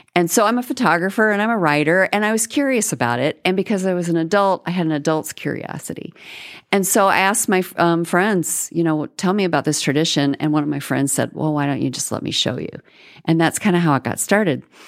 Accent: Florida, United States; moved away as an adult; now in Texas, United States; I grew up in Florida

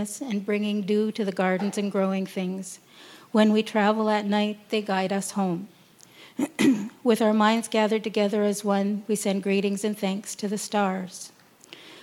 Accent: Tyendinaga, Ontario, Canada; I'm from Gundege, and that is where I live. You might know it as Tayendanega

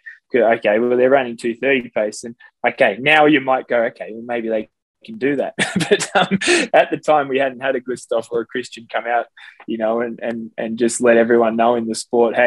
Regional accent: Australia; I had a bit of a swimming background from growing up in Australia as a kid

